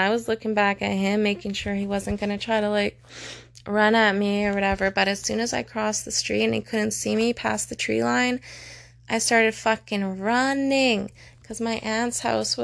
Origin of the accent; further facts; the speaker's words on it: Calgary, Alberta, Canada; I was born in Calgary